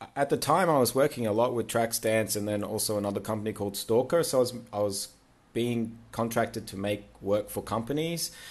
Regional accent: Queensland, Australia; now in Sydney, Australia; I'm from Queensland

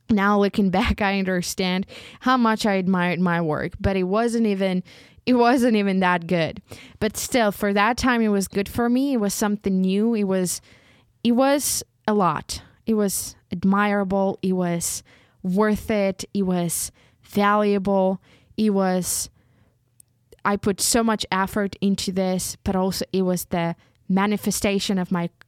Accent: Ukraine; first language uk; English is a second language; I found even more joy in writing in Ukrainian because it's my mother tongue and I feel it.

